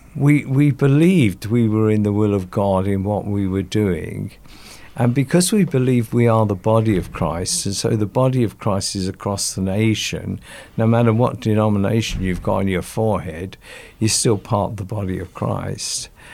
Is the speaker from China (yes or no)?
no; London, United Kingdom; also born or lived in Stoke Newington, London; I was born in Sto-, Stoke Newington in London, and I went to a primary school there. And then my father bought a property out in South Woodford. And we moved out there, and I went to my secondary school there